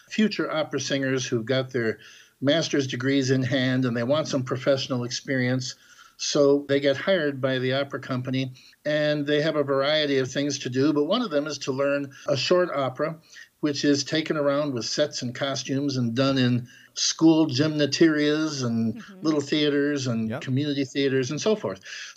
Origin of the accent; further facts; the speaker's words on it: Evanston, Illinois, United States; also born or lived in Ann Arbor, Michigan; I was born in Ann Arbor, Michigan, where almost everyone else in my family, my dad and two sisters, graduated from U of Michigan. But when I was still a little bouncing baby, we moved to the North Shore of Chicago in Evanston, and that's where I grew up.